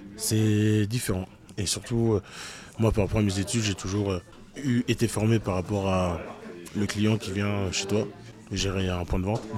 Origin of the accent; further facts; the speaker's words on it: France; moi, en tant que français